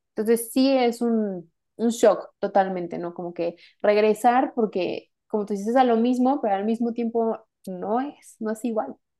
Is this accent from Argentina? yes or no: no; Mexico; yo soy de México